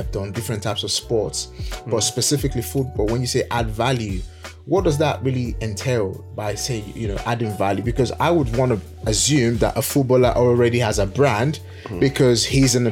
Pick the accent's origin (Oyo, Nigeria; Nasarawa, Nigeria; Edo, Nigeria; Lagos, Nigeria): Edo, Nigeria; moved away; We are from Nigeria, both of us from the same state way back home in Nigeria, Edo State to be very precise.